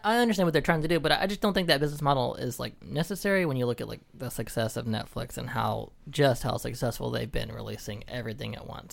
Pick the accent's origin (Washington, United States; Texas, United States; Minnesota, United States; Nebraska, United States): Texas, United States; Dallas; now in Dallas, United States; I'm from Dallas, and so we're based in Houston